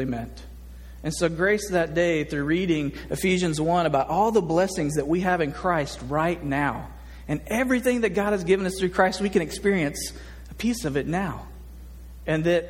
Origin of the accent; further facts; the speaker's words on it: Nashville, Tennessee, United States; now in Little Rock, United States; I grew up in Nashville, Tennessee, in the South